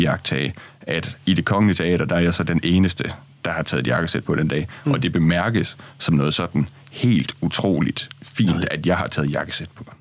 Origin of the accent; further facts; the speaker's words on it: Jutland, Denmark; now in Copenhagen, Denmark; jeg er jo fra Jylland, og nu er jeg kommet til København